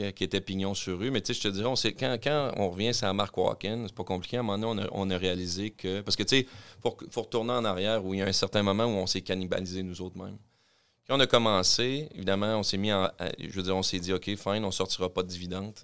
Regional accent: Quebec City, Quebec, Canada; je suis natif de Québec

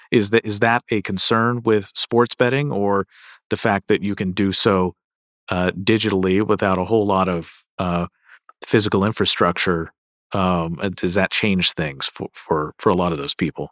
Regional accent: Kentucky, United States; moved away; my home state of Kentucky

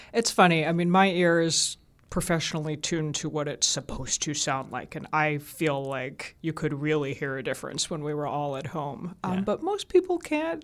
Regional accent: Atlanta, Georgia, United States; born or raised there; accent: southern; moved away; also born or lived in Augsburg, Germany / United Kingdom

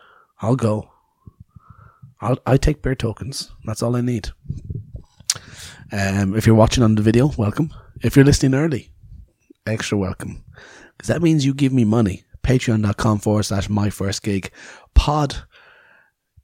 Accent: Ireland; I'm Irish

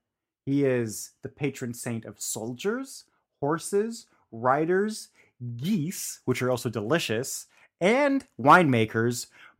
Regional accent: Bavaria, Germany; now in Czech Republic; I grew up in Bavaria, which is a very Catholic sort of part of Germany.

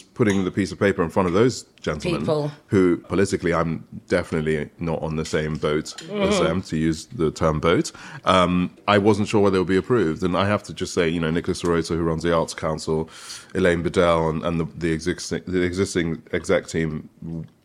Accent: Warri, Delta, Nigeria; where I'm from, my village, you know, Wari, Sapele, in the surrounding region

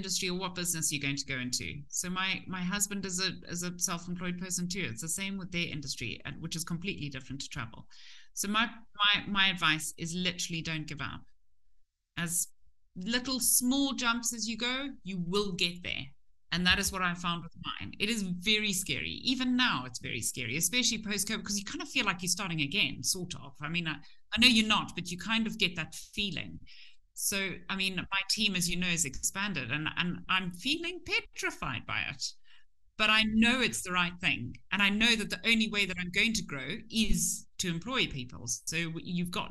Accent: Zimbabwe

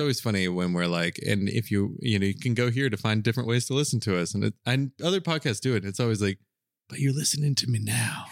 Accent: Southern US, Southern United States, United States; accent: Southern; Southerners don't really do a very good job of differentiating between I and E, which is why we say pen, pen

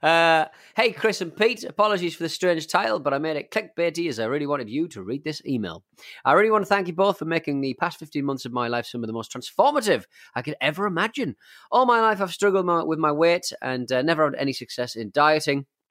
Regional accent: England, United Kingdom; we have a drinking culture in, in England

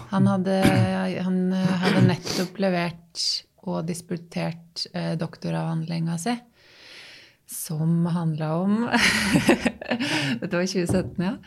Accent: Tangen, Innlandet, Norway; moved away as an adult; also born or lived in Oslo; now in Hamar, Norway; Jeg er oppvokst på Tangen, som ligger tre mil lenger sør

